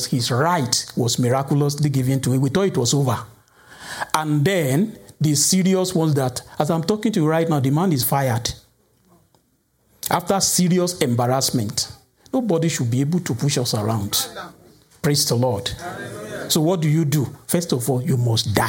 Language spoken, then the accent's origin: English; Nigeria; Some of us who are from Nigeria